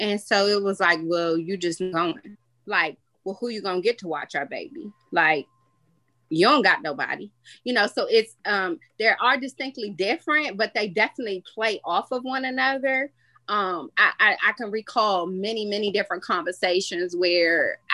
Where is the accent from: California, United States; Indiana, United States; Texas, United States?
California, United States; Los Angeles; moved away as an adult; now in Washington, D.C., United States; I am originally from Los Angeles, California. So I came out here to go to the Howard University.